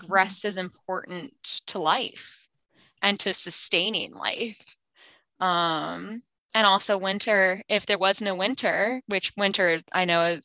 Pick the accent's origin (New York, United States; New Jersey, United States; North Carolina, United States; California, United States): North Carolina, United States; also born or lived in Finland; I was born in Finland, but I was raised in North Carolina. I've been in North Carolina my whole life